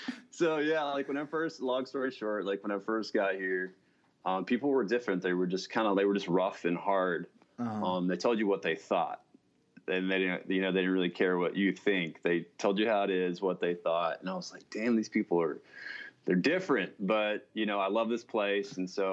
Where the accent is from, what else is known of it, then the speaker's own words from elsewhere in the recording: Texas, United States; now in Alaska, United States; So I actually live in Alaska, but I'm from Texas originally.